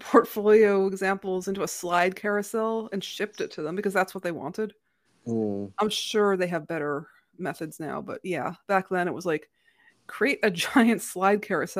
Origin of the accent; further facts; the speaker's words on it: New England, United States; But like we're growing up in the Ivy League corridor, between like Harvard and Dartmouth, right?